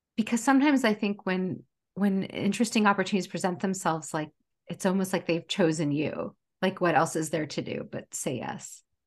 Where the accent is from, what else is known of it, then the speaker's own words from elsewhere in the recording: United States; also born or lived in Portland, Oregon; I was born later, I was born here in the United States. Um, I was the firstborn in America